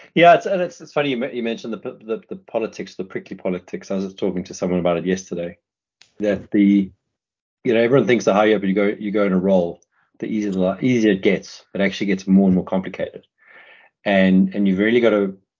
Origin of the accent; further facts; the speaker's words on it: South Africa; moved away; I'm South African, we're pretty plain speaking people